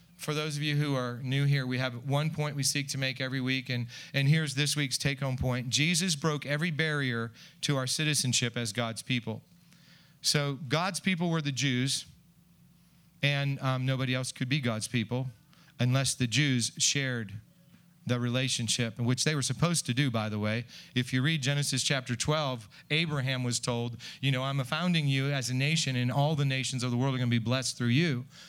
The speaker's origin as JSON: {"language": "English", "country": "United States", "said": "I'm an American"}